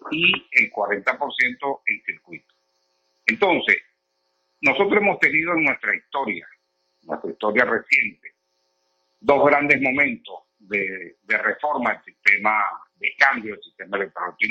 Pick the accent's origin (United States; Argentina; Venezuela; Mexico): Venezuela